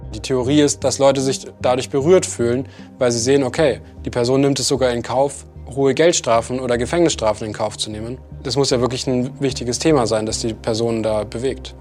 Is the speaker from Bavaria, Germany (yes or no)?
yes; Gaimersheim, Bavaria, Germany; also born or lived in Regensburg; Ich bin geboren in Geimersheim bei, bei Ingolstadt in der Nähe.